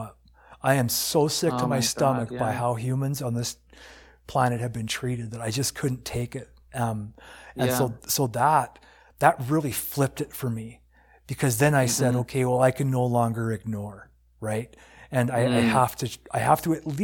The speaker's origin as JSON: {"language": "English", "country": "United States", "tie": "born or raised there", "moved": "yes", "lives_now": "Canada", "said": "when I grew up in the States, because I'm from the States"}